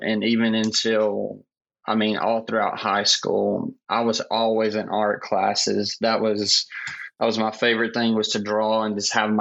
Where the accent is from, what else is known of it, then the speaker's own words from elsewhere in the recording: Clinton, South Carolina, United States; also born or lived in Laurens County, South Carolina; now in Greenville, United States; been here all of my life. I actually grew up like in a small town called Clinton